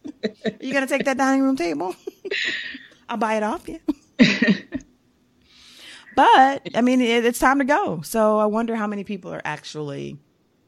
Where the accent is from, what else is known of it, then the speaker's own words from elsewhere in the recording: United States; I'm American. This is my country.